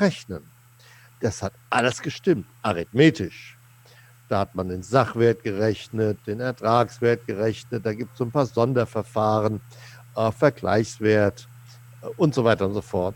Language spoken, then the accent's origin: German; Seligenstadt, Hesse, Germany; Seligenstadt, wo ich herkomme, gebürtig